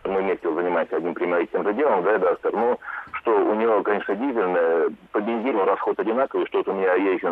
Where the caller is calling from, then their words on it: Saint Petersburg, Russia; Насчет запчастей, у нас, вот я из Питера звоню, в каждом магазине полно.